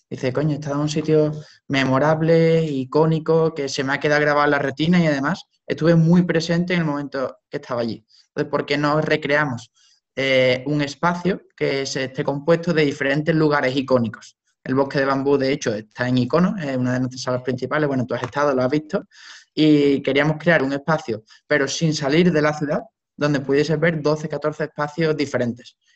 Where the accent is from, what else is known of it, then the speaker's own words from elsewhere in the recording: Seville, Andalusia, Spain; soy de Sevilla.